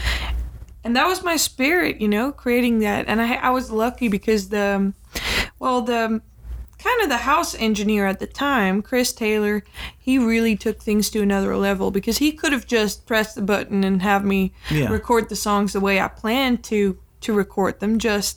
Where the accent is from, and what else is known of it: Utrecht, Netherlands; born or raised there